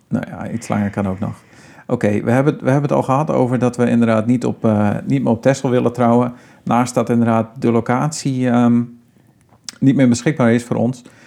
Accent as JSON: {"language": "Dutch", "region": "Friesland", "country": "Netherlands", "said": "we komen beide natuurlijk uit Friesland"}